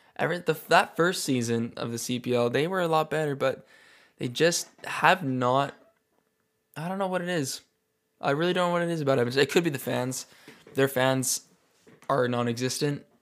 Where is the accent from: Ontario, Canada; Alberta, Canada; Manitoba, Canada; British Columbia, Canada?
Alberta, Canada; Calgary; I'm from Calgary, Alberta, Canada